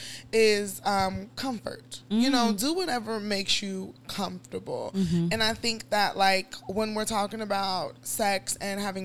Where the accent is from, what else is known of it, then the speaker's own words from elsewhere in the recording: Nigeria; being Nigerian